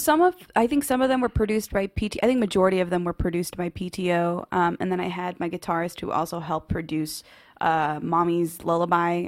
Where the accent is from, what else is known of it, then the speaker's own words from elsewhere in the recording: Waco, Texas, United States; little kid, just, um, growing up in Waco, Texas.